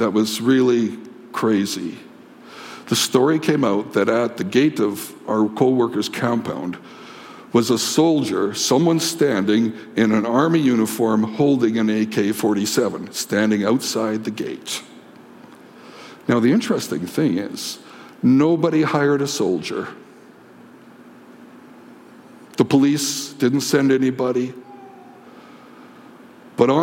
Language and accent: English; Canada; As a Canadian